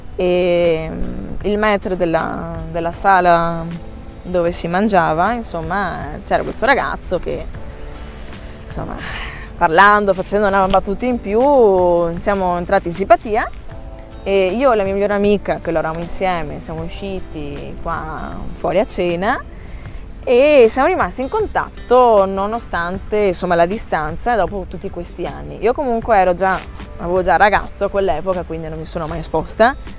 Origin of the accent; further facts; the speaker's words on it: Italy; moved away as an adult; now in Lanzarote, Spain; la mia terra la amo, lo ripeterò sempre, io l'Italia la amo